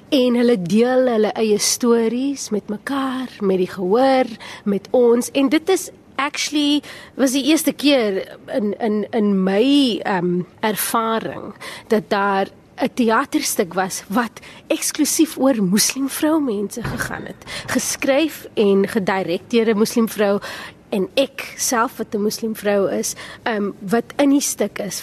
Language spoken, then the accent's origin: Afrikaans; Cape Town, Western Cape, South Africa; Ek het op die Kaapse vlakte grootgeword